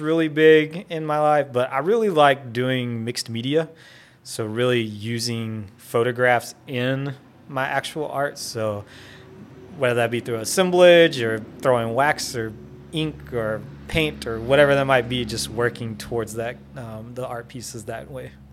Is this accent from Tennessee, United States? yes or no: no; Wynnewood, Oklahoma, United States; I grew up in Winniewood, Oklahoma. So, small town boy